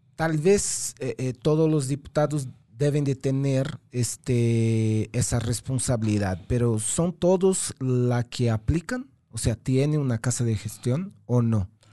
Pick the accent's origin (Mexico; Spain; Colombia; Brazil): Brazil; moved away; Brasil, ¿no? El país, mi país de origen.